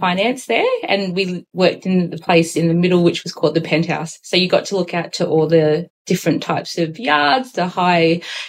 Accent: Alice Springs, Northern Territory, Australia; also born or lived in New Zealand; now in Sydney, Australia; I'm from Alice Springs originally. Born in New Zealand, moved to Alice Springs and lived there most of my life.

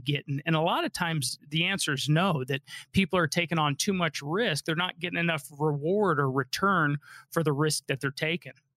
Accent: Colorado, United States; Colorado, this is my home state. I was born and raised

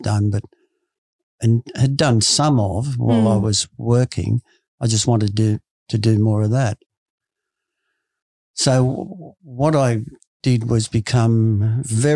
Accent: Sydney, New South Wales, Australia; I grew up right next door to the Sydney Football Stadium at Paddington.

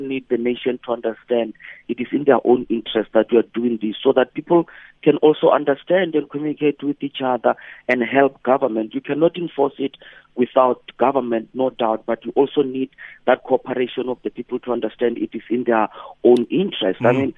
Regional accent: South Africa; So in my life as a South African, I've never seen this.

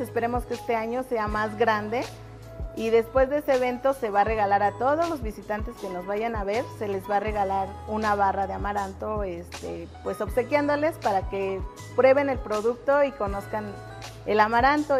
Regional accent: Santiago Tulyehualco, Mexico City, Mexico; Todos somos del pueblo de Santiago Tullehualco

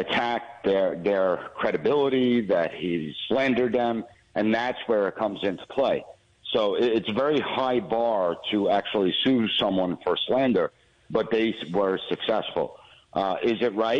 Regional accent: United States; as someone that has been born and raised in America

